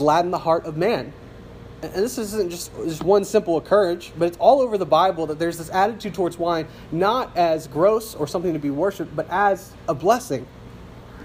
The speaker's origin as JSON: {"language": "English", "region": "South Louisiana", "country": "United States", "tie": "born or raised there", "said": "I grew up in South Louisiana where it's legal to have an open beverage in the street"}